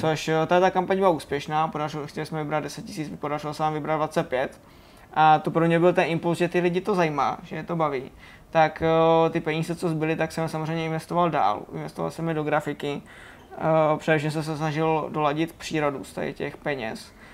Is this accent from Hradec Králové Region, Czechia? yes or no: yes; Hořice, Hradec Králové Region, Czechia; našeho závodu, který se, který se jezdí u nás v Hořicích